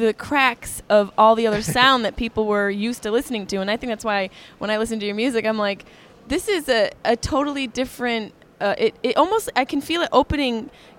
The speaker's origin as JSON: {"language": "English", "country": "United States", "said": "I'm an American chick"}